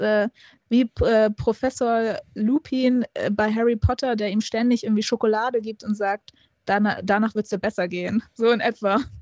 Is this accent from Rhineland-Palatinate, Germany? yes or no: no; Hamburg, Germany; ich bin ja gebürtige Hamburgerin